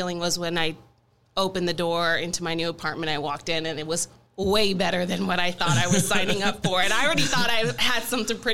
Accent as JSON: {"language": "English", "town": "Dallas", "region": "Texas", "country": "United States", "tie": "born or raised there", "also_born_or_lived": "Houston / Corpus Christi", "said": "I'm originally from Houston, grew up in Dallas, and for the past 10 years, I've been almost 10 years, just shy of 10 years, in the Coastal Bend down in Corpus Christi."}